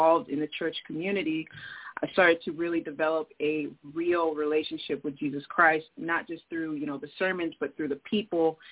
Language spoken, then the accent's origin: English; Seattle, Washington, United States; also born or lived in Denver; I'm from Seattle, Washington. I wasn't born here, but I've been here since I was one.